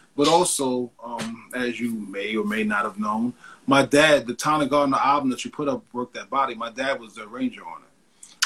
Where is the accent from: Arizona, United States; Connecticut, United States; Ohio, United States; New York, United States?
New York, United States; being a kid growing up in New York